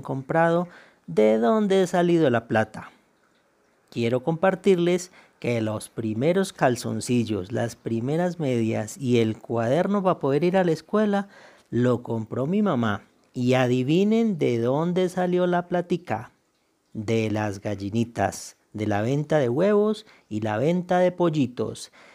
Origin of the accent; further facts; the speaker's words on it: Tolima, Colombia; soy un campesino del Tolima que desde hace unos 24 años